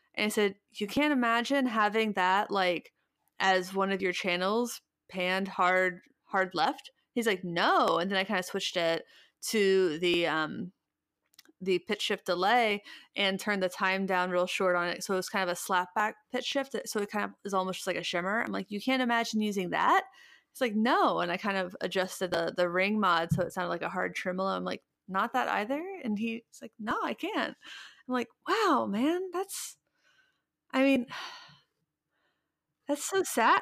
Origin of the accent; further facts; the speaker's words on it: Midwest, United States; I'm from the Midwest